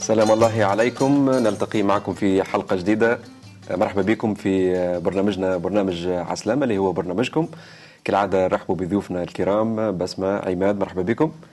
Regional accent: Tunisia; accent: Tunisian; لهجتنا، لهجة تونسية

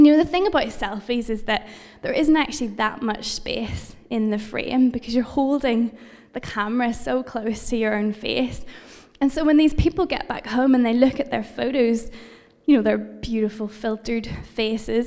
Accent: United Kingdom; I'm British

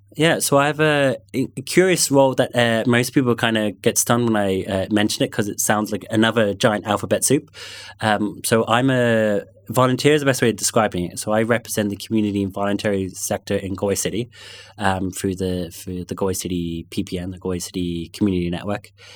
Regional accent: London, United Kingdom; accent: London; first language English; also born or lived in North Connemara; now in Galway, Ireland; I grew up in London, and it's funny, if I go back to London, I will, I still have those friends from primary school

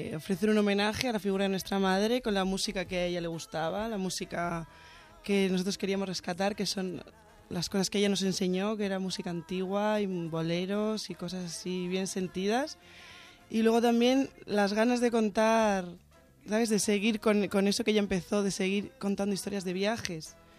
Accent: Santander, Cantabria, Spain; now in Barcelona, Spain; Yo soy de Santander, de Cantabria. Norteña

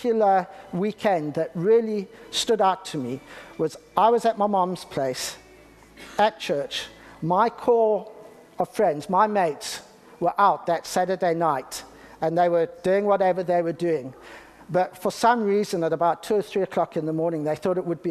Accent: Harare, Zimbabwe; now in United Kingdom; I was born in the UK, but I grew up in Zimbabwe

